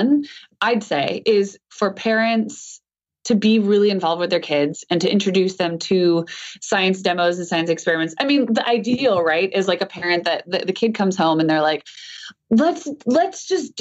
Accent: Hawaii, United States; I grew up in Hawaii

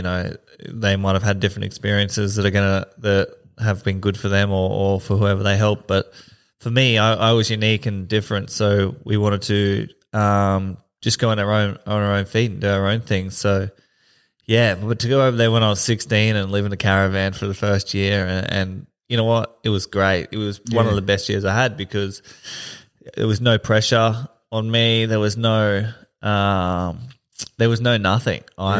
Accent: Camira, Queensland, Australia; I grew up in Kamira in Springfield and got in a bit of trouble with the boys when I was younger

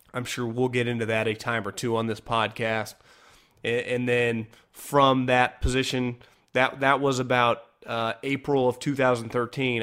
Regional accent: Northern California, United States; moved away as an adult; also born or lived in Philadelphia; born and raised in Northern California

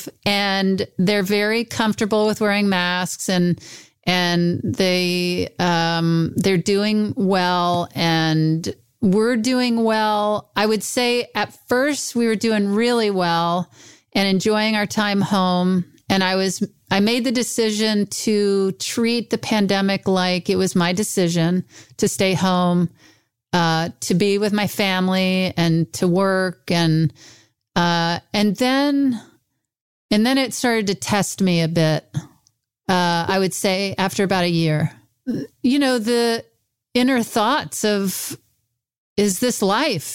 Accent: Mississippi, United States; moved away; I'm in my hometown of Mississippi

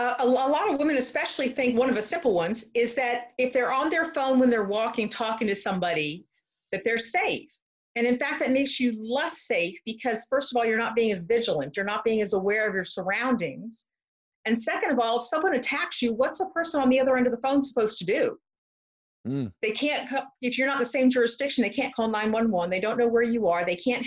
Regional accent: Camp Pendleton, California, United States; now in Clayton, United States; I'm originally from Southern California, Camp Pendleton, California, at the Marine base.

